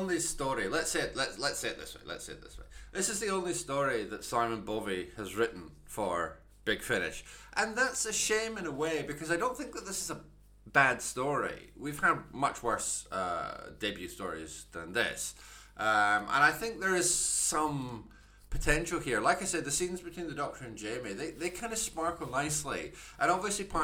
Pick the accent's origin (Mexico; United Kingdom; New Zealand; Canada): United Kingdom; Scotland; I'm Scottish. I'm sitting here recording this in Edinburgh.